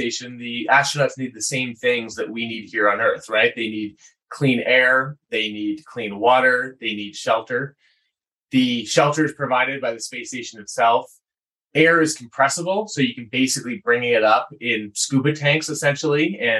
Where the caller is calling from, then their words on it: Boulder, Colorado, United States; I'm talking from Boulder, Colorado, where I actually went to school here.